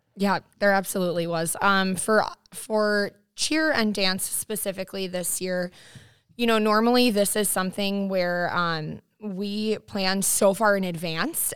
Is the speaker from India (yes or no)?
no; New York, United States; moved away; I am from New York originally. My family is there